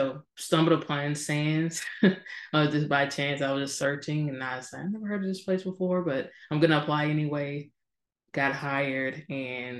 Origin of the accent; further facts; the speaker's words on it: Georgia, United States; moved away as an adult; also born or lived in California; I'm from Georgia. So first time ever living outside of the state of Georgia